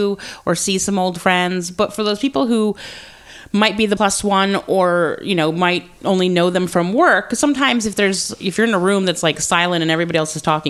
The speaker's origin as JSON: {"language": "English", "region": "Georgia", "country": "United States", "tie": "born or raised there", "said": "I was born in Georgia"}